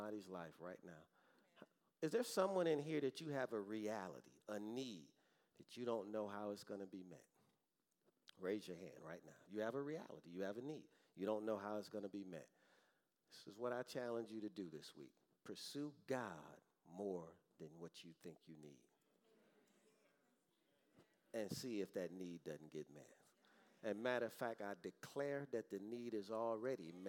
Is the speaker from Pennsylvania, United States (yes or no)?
no; Detroit, Michigan, United States; growing up in Detroit, Michigan.